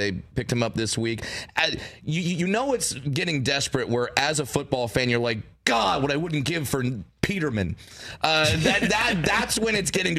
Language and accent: English; Orange County, California, United States; I grew up in Orange County, California